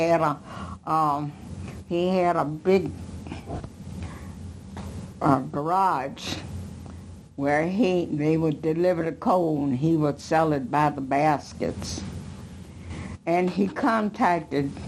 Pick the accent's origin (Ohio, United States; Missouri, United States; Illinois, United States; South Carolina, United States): Illinois, United States; Chicago; We grew up in Progressive Baptist Church, which was at 37th in LaSalle at the time. And then the Dan Ryan hadn't been built.